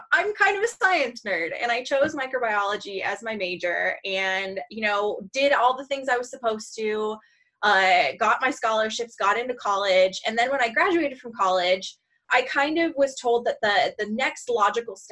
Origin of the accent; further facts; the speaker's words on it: Seattle, Washington, United States; I'm born and raised in the Seattle area